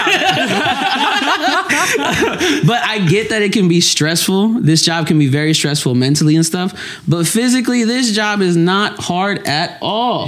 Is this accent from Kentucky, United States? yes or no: yes; Lexington, Kentucky, United States; I was born and raised in Lexington, Kentucky.